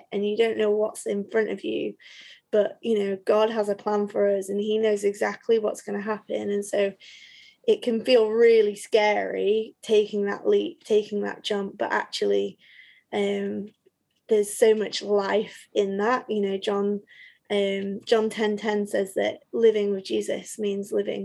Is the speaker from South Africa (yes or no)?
no; Leeds, Yorkshire and the Humber, United Kingdom; also born or lived in Nottingham; I grew up in Leeds